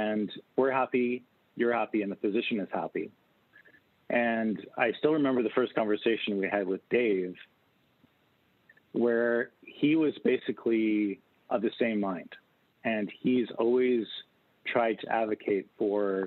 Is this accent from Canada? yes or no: yes; Canada; also born or lived in Winnipeg, Canada; as a Canadian